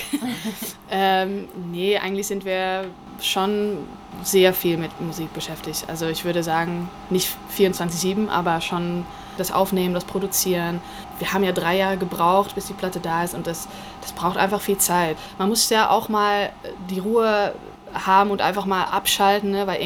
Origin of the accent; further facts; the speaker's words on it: Netherlands; German is a second language; also born or lived in Wuppertal, Germany; Also ich wohne in Utrecht, in Holland. Ich bin Holländerin